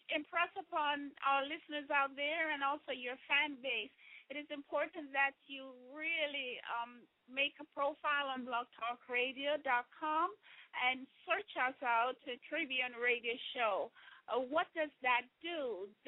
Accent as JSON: {"language": "English", "country": "Jamaica", "tie": "born or raised there", "moved": "yes", "said": "When I grew up in Jamaica"}